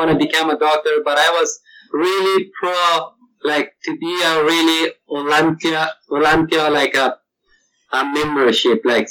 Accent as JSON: {"language": "English", "region": "Kabul", "country": "Afghanistan", "tie": "born or raised there", "also_born_or_lived": "Bagram / Florida", "second_language": "English", "moved": "as an adult", "lives_now": "North Carolina, United States", "said": "I born in a Bagram airfield where my father had to work out there. He was an Air Force colonel. So then I grew up in Kabul."}